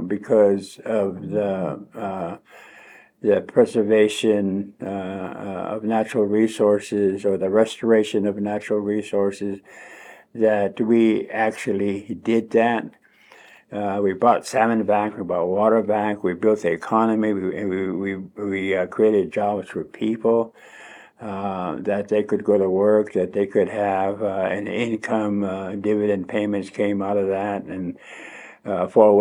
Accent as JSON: {"language": "English", "town": "Thorn Hollow", "region": "Oregon", "country": "United States", "tie": "born or raised there", "said": "I was raised by my grandmother and my grandfather in Thorn Hollow on the Umatilla Indian Reservation"}